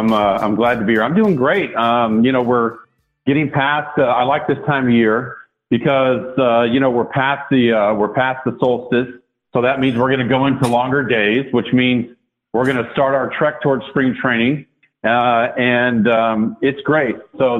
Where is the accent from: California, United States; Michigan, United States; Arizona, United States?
California, United States; Sacramento; Of course, growing up in Sacramento, those games, a mere 86 miles from Candlestick Park, you couldn't see those.